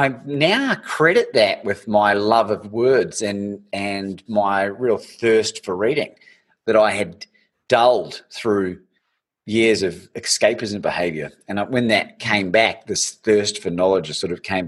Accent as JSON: {"language": "English", "town": "Christchurch", "region": "Canterbury", "country": "New Zealand", "tie": "born or raised there", "said": "when we were growing up in New Zealand"}